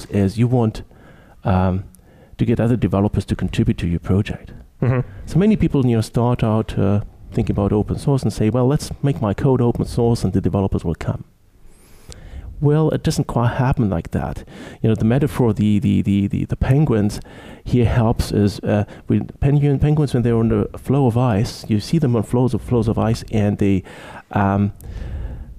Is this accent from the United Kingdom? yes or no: no; Munich, Bavaria, Germany; now in Ottawa, Canada; I'm from Germany, from Munich precisely originally, currently living in Ottawa, Canada